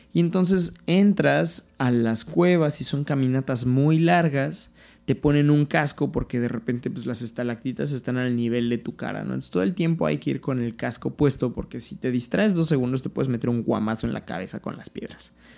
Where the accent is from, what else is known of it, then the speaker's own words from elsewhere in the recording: Mexico City, Mexico; yo soy de la Ciudad de México